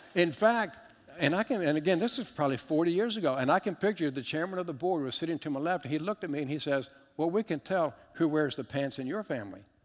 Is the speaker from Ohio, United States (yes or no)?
no; Richmond, Virginia, United States; I was raised in, in just outside of Richmond, Virginia in the 70s